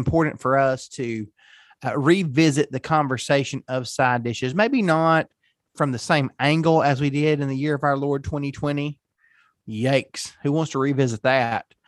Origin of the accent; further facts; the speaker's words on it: Tennessee, United States; I'm from Tennessee